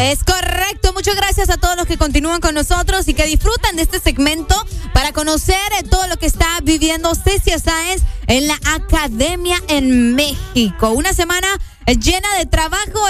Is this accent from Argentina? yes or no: no; Honduras; Como todo hondureño